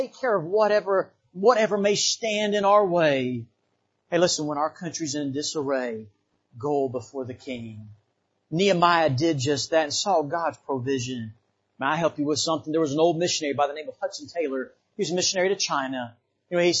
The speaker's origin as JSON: {"language": "English", "country": "Bahamas", "tie": "born or raised there", "moved": "yes", "lives_now": "United States", "said": "I didn't grow up here in the United States. I grew up in the Bahamas."}